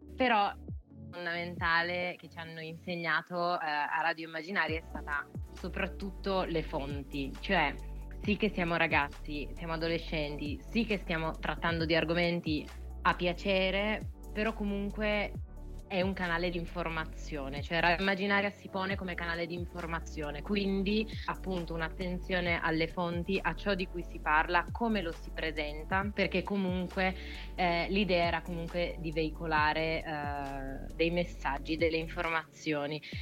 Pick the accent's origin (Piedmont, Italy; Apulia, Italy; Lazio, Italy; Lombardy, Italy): Piedmont, Italy; Turin; sono di Torino